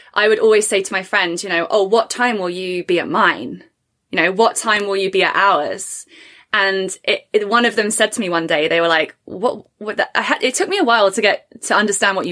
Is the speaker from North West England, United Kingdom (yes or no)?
no; Hertfordshire, East of England, United Kingdom; moved away as an adult; now in Canada; where I grew up in Hertfordshire